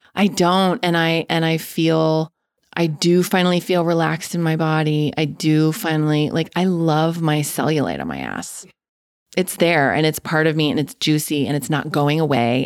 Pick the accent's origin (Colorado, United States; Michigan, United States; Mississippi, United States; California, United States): Colorado, United States; Denver; also born or lived in Castle Rock, Colorado; I was born and raised in Denver, Colorado, in a suburb. Um, I lived the first nine years of my life in Castle Rock, which is south of Denver